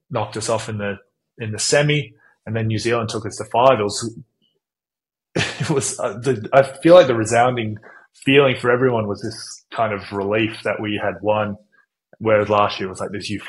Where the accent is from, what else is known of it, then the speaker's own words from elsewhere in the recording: United States; now in Sydney, Australia; I grew up in the States playing baseball and soccer